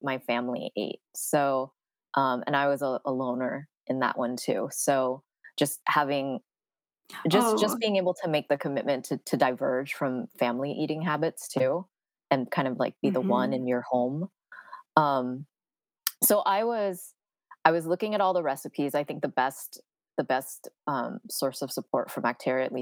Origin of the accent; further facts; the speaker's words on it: San Francisco, California, United States; I am born and raised in San Francisco, so very, you know, the Bay Area is my home